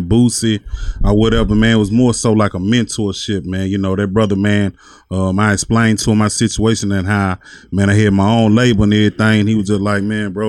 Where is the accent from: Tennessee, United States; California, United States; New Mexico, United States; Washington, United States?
Tennessee, United States; Savannah; Like, West Tennessee, man. A little bit of town, man. Savannah, Tennessee.